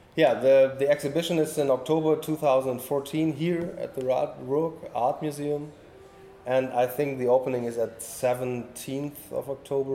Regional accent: north coast of Germany, Northern Germany, Germany; English is a second language; moved away; I'm born uh, at the north coast of Germany and live now in the middle of Germany near the Netherlands border

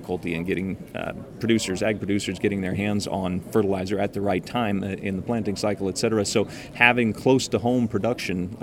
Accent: Bismarck, North Dakota, United States; also born or lived in Minot, North Dakota; born in Minot, raised in Bismarck. And it's still home today.

